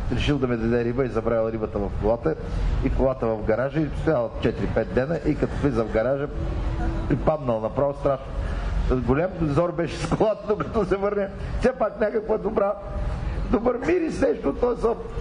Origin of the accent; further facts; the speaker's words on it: Mamarchevo, Yambol Province, Bulgaria; moved away; аз моето родно село е на 18 км от Елково. Така че аз на селото, там съм завършил 8 клас. Мамарчево. Мамарчево, Елховско.